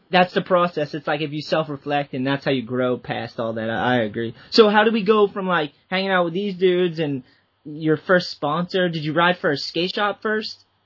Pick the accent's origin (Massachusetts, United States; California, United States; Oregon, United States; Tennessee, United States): Massachusetts, United States; Boston; I'm from the Boston area, so I always knew Jerry Fowler